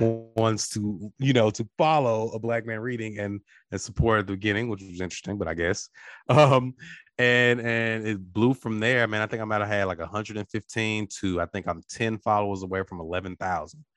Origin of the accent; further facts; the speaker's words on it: Natchez, Mississippi, United States; I'm from Natchez, we're both River Boys.